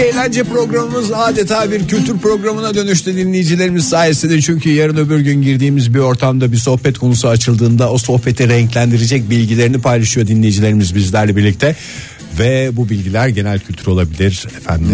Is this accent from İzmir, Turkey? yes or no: yes; İzmir, Turkey; now in Ankara, Turkey; ben bir İzmirli olarak yıllardır Ankara'ya geldiğimden